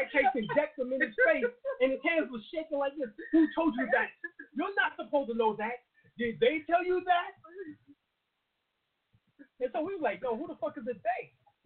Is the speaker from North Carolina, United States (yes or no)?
yes; North Carolina, United States; I traveled a long way. I came from North Carolina.